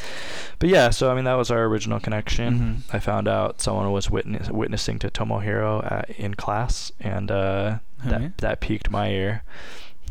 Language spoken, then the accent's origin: English; Temecula, California, United States; also born or lived in Azusa, California; I'm originally from Temecula, California. That's where my home is. My family still lives there. Grew up down there.